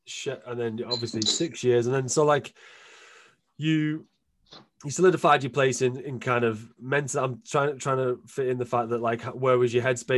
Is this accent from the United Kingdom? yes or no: yes; England, United Kingdom; but I'm definitely English, you know.